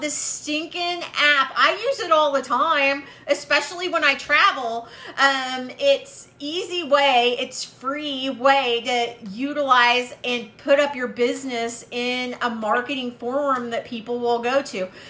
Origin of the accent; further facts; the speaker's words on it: Waco, Texas, United States; I was from Waco and I knew what Spice Village was